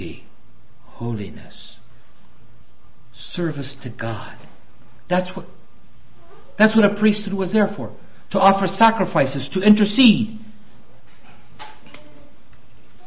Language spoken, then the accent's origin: English; Canada; now in United States; I know I'm half American now, but there's something about me that's still strongly Canadian